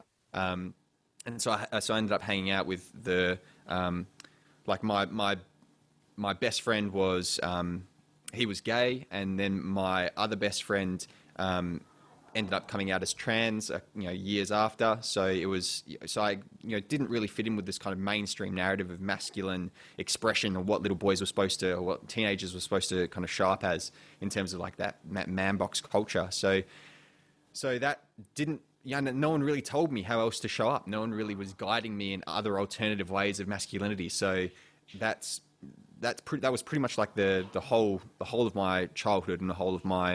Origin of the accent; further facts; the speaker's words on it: Perth, Western Australia, Australia; also born or lived in England; I came over from England when I was really young, so I still consider kind of Perth and Australia my home.